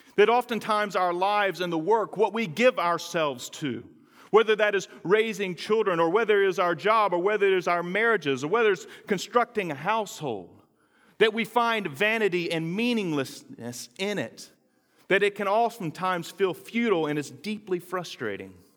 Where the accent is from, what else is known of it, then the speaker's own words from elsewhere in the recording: North Carolina, United States; moved away; that little garden of Eden called North Carolina, which is where I'm from